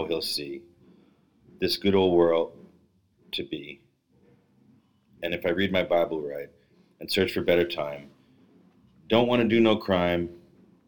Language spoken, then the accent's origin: English; New York City, New York, United States; I'm from Brooklyn